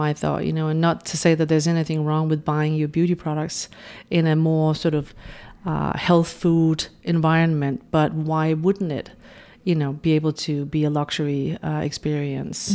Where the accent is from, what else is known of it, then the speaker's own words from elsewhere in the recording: Denmark; moved away as an adult; now in New York, United States; I'm originally from Denmark, but having lived in New York the past twenty years